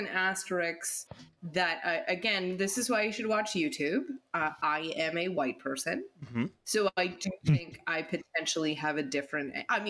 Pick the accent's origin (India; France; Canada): Canada; Ontario; also born or lived in Alberta; I was born in Ontario, but I left Ontario when I was zero. And I lived in Alberta zero to seven, eight. Mm-hmm. And then I moved back to Ontario. So I consider myself from Alberta.